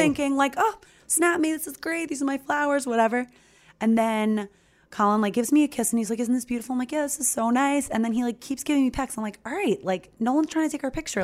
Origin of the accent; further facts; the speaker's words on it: Long Island, New York, United States; I'm from Long Island